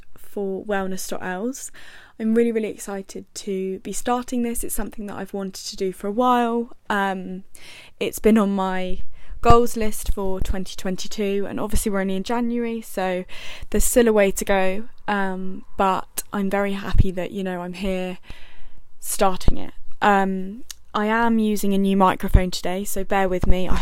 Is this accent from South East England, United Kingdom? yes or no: yes; Buckinghamshire, South East England, United Kingdom; I am 21 years old and I'm from Buckinghamshire.